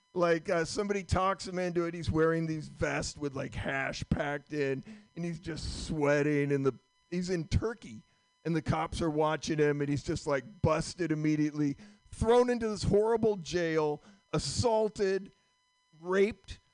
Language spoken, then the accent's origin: English; Vermont, United States; I'm from Vermont